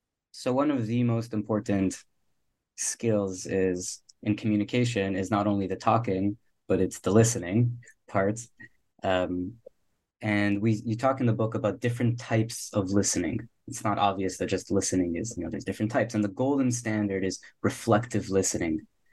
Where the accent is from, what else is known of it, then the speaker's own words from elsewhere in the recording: Miami, Florida, United States; visiting friends in New York, in Boston, and I'm from Miami, So it's a lot of fun to get out and get to the cold and experience that. And it's nice also to be back in Miami.